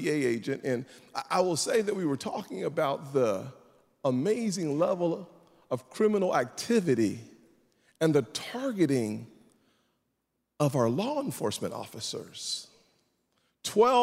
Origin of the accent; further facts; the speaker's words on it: South Carolina, United States; I'm from South Carolina